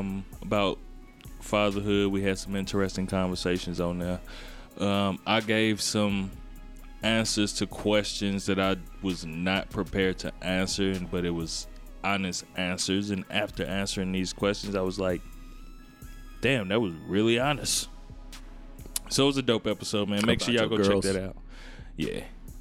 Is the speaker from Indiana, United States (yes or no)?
yes; Gary, Indiana, United States; I'm from Gary.